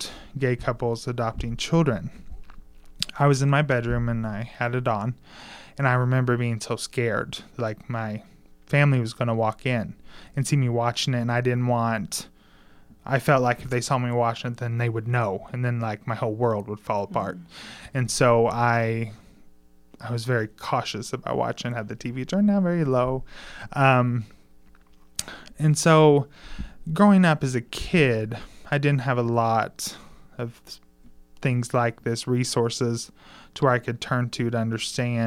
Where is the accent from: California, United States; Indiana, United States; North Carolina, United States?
Indiana, United States; Mitchell; moved away as an adult; now in Bloomington, United States; where I grew up in Mitchell, there's only really one variety of religion.